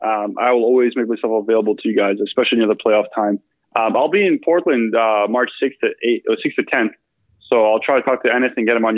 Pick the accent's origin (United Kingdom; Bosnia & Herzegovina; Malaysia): Bosnia & Herzegovina; born there; So I speak Bosnian. I was born in Bosnia.